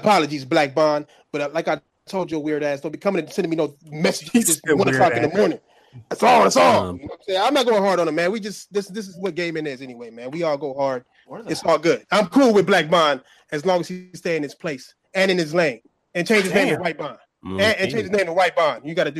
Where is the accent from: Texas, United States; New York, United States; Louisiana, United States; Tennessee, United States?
New York, United States; New York City; moved away as an adult; also born or lived in Queens, New York; now in Florida, United States; I'm from Brooklyn. I used to live in Brownsville, downtown Bed-Stuy. Then I moved to Queens, and then when I completely left as an adult, I moved to Florida.